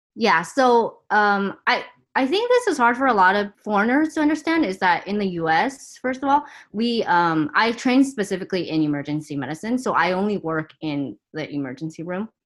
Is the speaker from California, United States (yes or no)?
yes; Torrance, California, United States; also born or lived in Taiwan; we moved to Torrance, where I spent all my childhood there